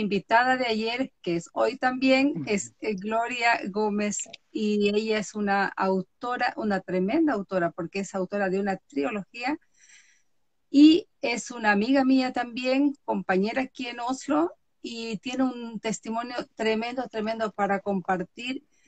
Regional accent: Galápagos, Ecuador; soy noruega, nacida en Galápagos

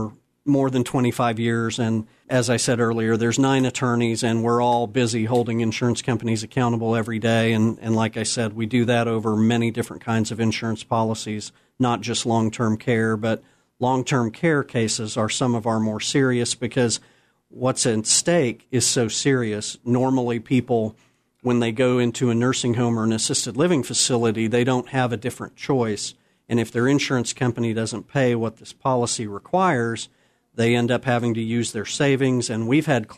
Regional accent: Oklahoma City, Oklahoma, United States; also born or lived in Colorado; I was born in Colorado, but I was raised in Oklahoma City

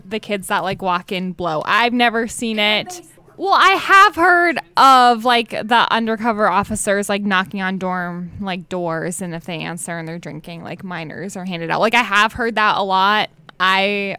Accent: New Hampshire, United States; moved away as an adult; I'm from New Hampshire

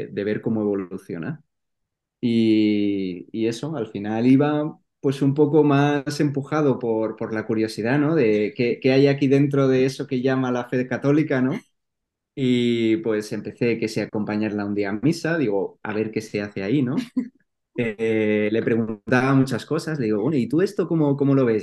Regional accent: Madrid, Community of Madrid, Spain; soy de Madrid y bueno, he vivido ahí toda mi vida

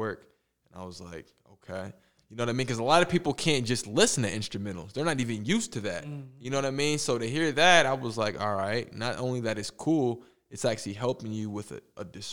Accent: United States; I'm from the States

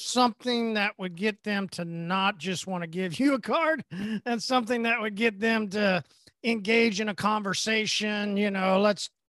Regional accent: Oklahoma, United States; I'm from Oklahoma

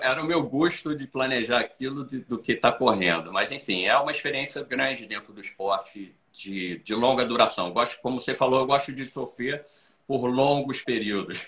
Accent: Brazil; now in Florida, United States; eu sou brasileiro, moro aqui

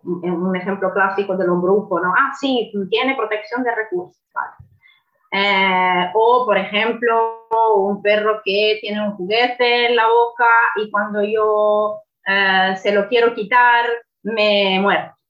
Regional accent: Italy; Spanish is a second language; moved away; como soy italiana, no soy española

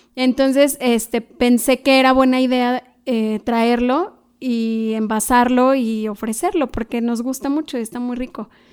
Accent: Malinalco, State of Mexico, Mexico; moved away; allá en mi pueblo, que es Malinalco, Chalma

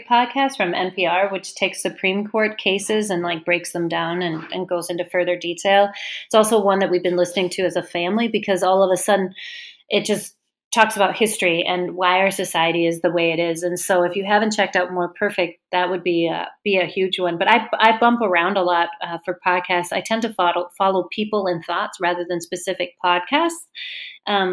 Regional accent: Denmark; moved away; I'm from Denmark

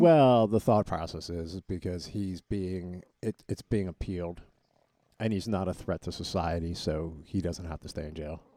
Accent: Collegeville, Pennsylvania, United States; we're all from the Collegeville area

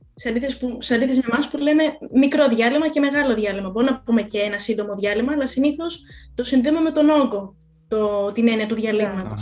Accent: Greece; είμαι Ελληνίδα

